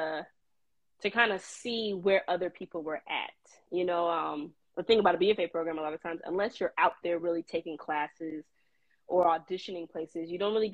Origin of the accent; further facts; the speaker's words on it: Florida, United States; moved away as an adult; I'm from Florida originally, so moving to another state was also a thing